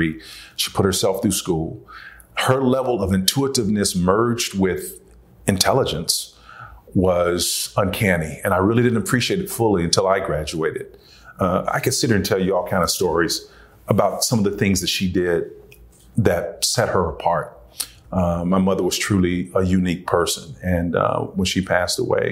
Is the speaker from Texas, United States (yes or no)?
no; Tulsa, Oklahoma, United States; I grew up in Tulsa, Oklahoma, North Tulsa.